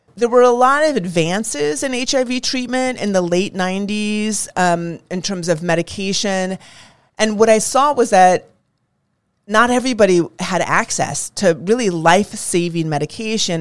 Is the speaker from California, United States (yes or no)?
yes; California, United States; I grew up in California